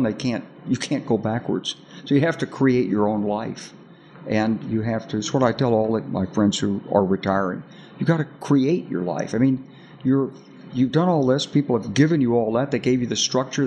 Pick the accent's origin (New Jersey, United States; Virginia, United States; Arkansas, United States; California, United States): Arkansas, United States; I'm from Arkansas. You know, I grew up with guns